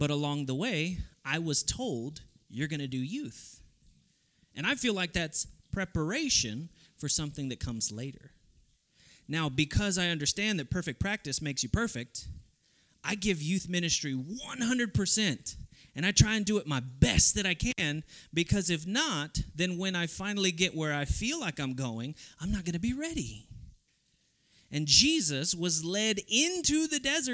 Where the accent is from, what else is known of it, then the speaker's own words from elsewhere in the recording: Texas, United States; moved away; I come from Texas